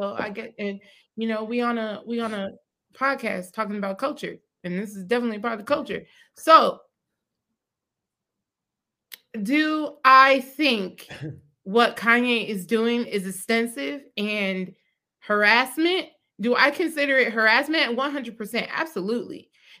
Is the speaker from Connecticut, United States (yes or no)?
no; Chicago, Illinois, United States; I'm from Chicago. I don't play that. I'm from the West Side. We go crazy over here.